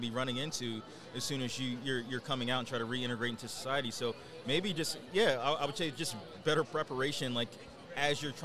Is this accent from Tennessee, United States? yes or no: no; Philadelphia, Pennsylvania, United States; I grew up in North Philly, right around Broad and Erie